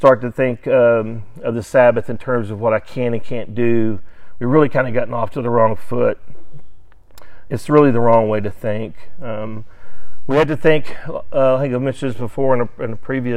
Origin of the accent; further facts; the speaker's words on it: Sallisaw, Oklahoma, United States; I grew up in Salisaw, Oklahoma, which is just west of Fort Smith, Arkansas